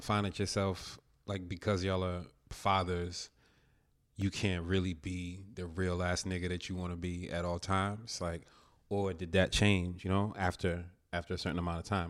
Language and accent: English; New Jersey, United States; where I grew up in Jersey